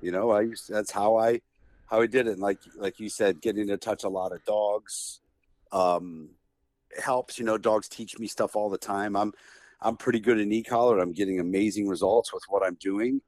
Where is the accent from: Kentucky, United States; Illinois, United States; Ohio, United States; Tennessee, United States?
Ohio, United States; Canton; I'm from Canton, Ohio.